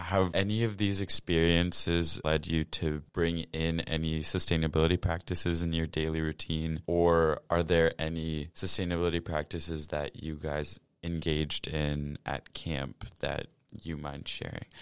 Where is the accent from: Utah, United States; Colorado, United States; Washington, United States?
Washington, United States; I'm a Washington native.